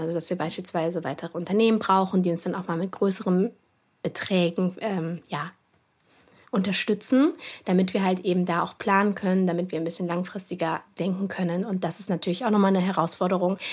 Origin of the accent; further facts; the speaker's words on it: Cologne, North Rhine-Westphalia, Germany; meiner Heimatstadt